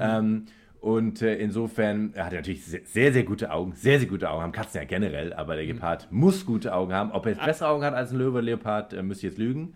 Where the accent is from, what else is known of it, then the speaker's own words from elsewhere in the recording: Germany; bei uns in Deutschland